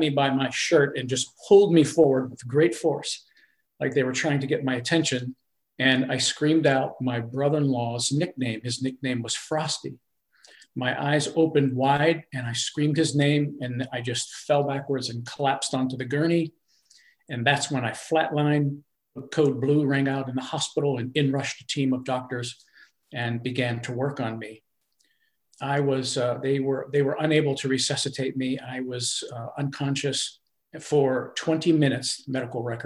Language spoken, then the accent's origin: English; Pennsylvania, United States; now in North Carolina, United States; my hometown of Pennsylvania